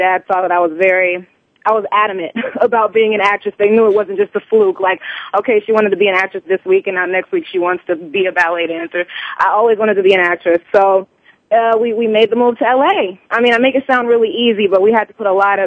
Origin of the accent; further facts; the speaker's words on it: Columbia, South Carolina, United States; moved away; also born or lived in Orangeburg, South Carolina; So I was born in Orangeburg, but I grew up in Columbia, South Carolina